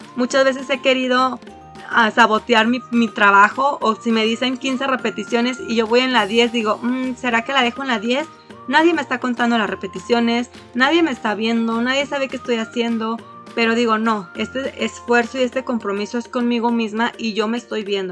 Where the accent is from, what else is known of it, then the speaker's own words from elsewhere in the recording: Mexico; somos de México